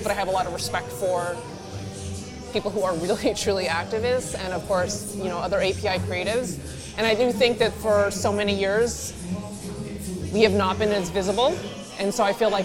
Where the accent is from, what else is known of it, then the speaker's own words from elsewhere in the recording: United States; I am American and third generation Chinese American at this point.